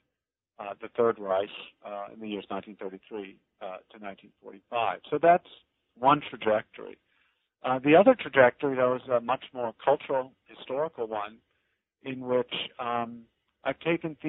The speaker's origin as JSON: {"language": "English", "town": "Chicago", "region": "Illinois", "country": "United States", "tie": "born or raised there", "also_born_or_lived": "Philadelphia", "said": "I grew up in Chicago on the South Side"}